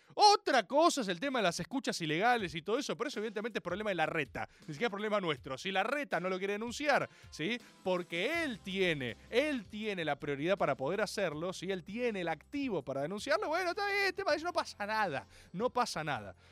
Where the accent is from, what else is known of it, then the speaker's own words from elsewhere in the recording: Argentina; como argentino y como abogado